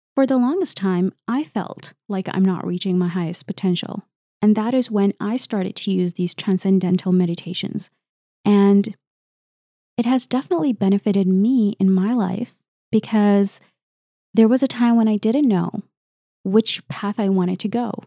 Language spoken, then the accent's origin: English; Canada; I'm a Canadian researcher and engineer